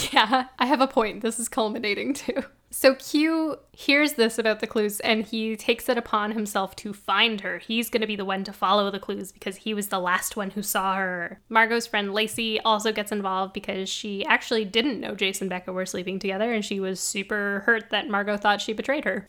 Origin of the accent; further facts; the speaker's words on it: Canada; I'm Canadian, so I don't know what it is